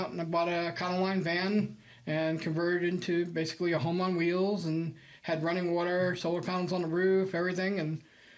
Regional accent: New York City, New York, United States; also born or lived in California; now in Midland, United States; I'm from New York City originally

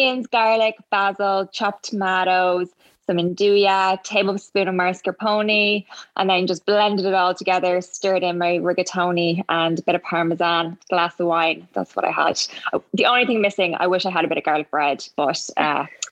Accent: Ireland; I'm from Ireland

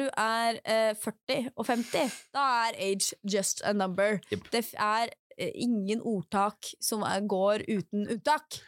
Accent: Drammen, Buskerud, Norway; moved away; når jeg bodde hjemme i Drammen

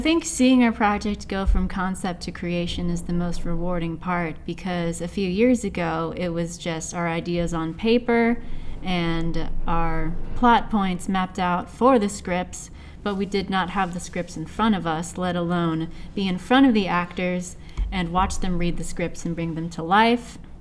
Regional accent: Seattle, Washington, United States; I am born and raised in Seattle, Washington, under the clouds.

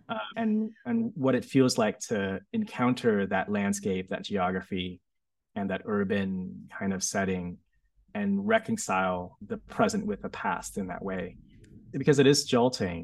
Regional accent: United States; also born or lived in Vietnam; when I was growing up in America

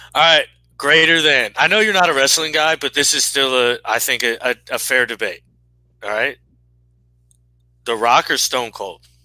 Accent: United States; I'm an American in a jersey

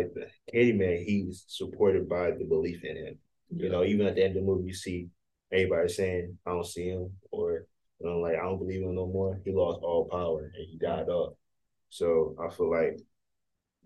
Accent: Detroit, Michigan, United States; I'm from Detroit

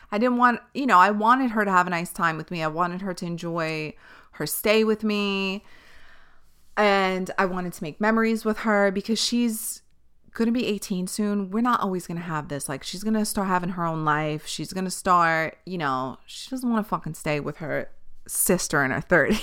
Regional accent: New York City, New York, United States; I grew up on Staten Island

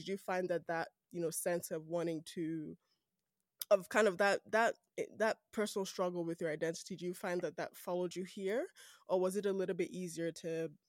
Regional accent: Nigeria; accent: Nigerian; now in Canada; I worked really hard to get myself this Canadian accent. Canadian. But if I want to switch back to my Nigerian accent, like this, oh yeah.

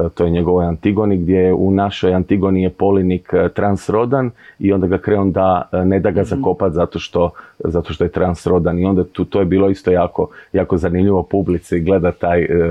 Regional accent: Zadar, Zadar County, Croatia; also born or lived in Split; festival na kojem sam zapravo odrastao i kad govorimo da u Zadru nije bilo ništa prije 10-15 godina

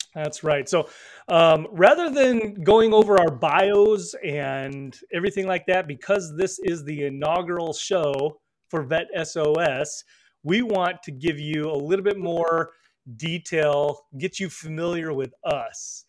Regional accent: northern Illinois, United States; also born or lived in Seoul, South Korea; grew up in northern Illinois.

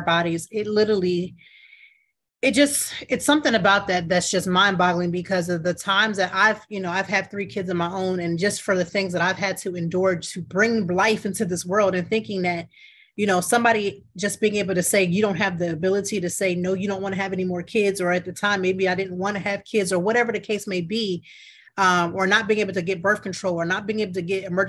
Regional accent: Ohio, United States; I'm from Ohio. I was born in Ohio

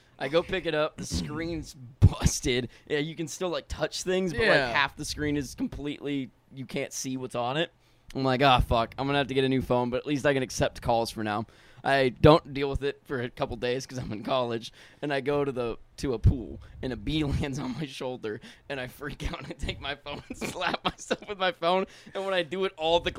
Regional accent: Texas, United States; born there; I was born in Texas.

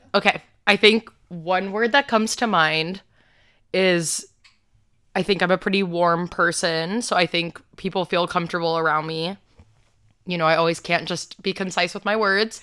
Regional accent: Georgia, United States; I was born in Georgia

